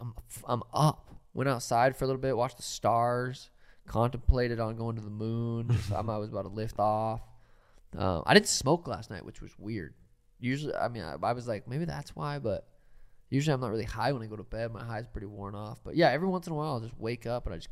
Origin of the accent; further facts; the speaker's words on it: Montana, United States; I'm from Montana.